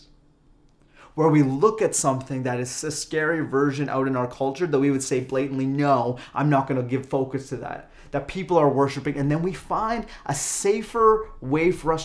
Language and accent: English; Calgary, Alberta, Canada; moved away; being born and raised in Calgary